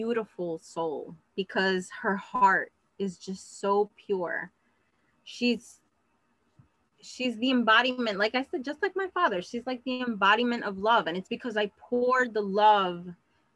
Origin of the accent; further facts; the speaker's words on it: New York City, New York, United States; I grew up in Queens